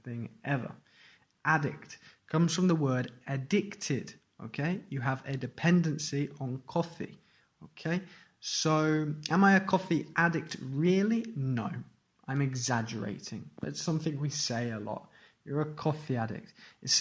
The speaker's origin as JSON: {"language": "English", "region": "England", "country": "United Kingdom", "said": "I'm English and we are brought up drinking tea"}